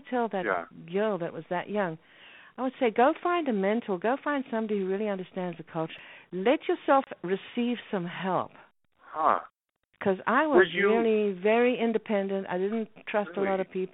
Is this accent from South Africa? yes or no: yes; Cape Town, Western Cape, South Africa; moved away; I was born in Cape Town, South Africa, no television until I was 18 years old, and that was my first trip to London